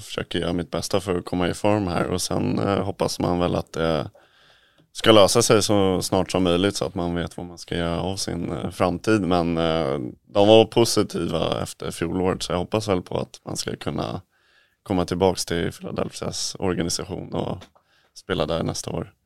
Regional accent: Sweden; moved away; Vi är ju några svenskar där

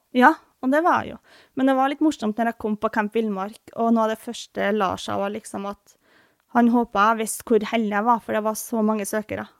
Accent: Trøndelag, Norway; born or raised there; moved away

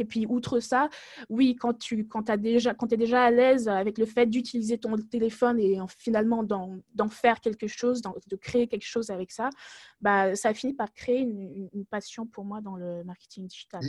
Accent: France; moved away as an adult; also born or lived in Togo; now in Germany; je suis née au Togo, mais j'ai grandi en France

